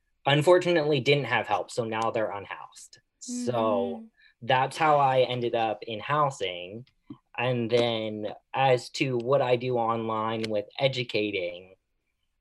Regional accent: Philadelphia, Pennsylvania, United States; now in San Diego, United States; I am originally from Philadelphia

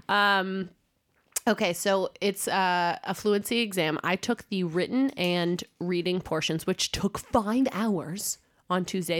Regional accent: United States; now in Denmark; I'm American

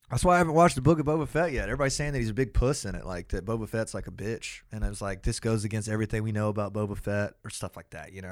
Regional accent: Athens, Georgia, United States

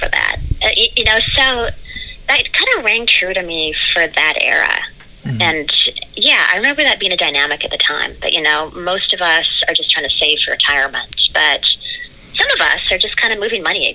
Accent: Canada; now in New York City, United States; We're both from Canada

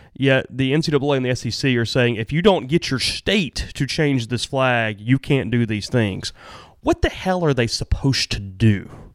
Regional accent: Amory, Mississippi, United States; moved away; I'm from Amory

